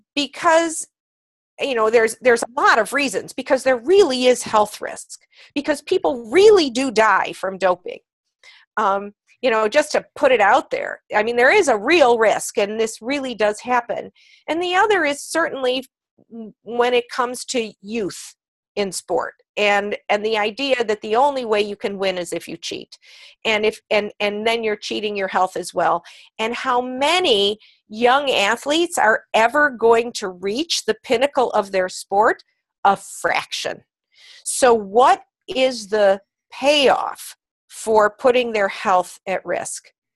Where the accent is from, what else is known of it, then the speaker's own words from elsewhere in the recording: Cleveland, Ohio, United States; also born or lived in New York City; I was a pre Title IX girl, in fact, uh, growing up in Cleveland, Ohio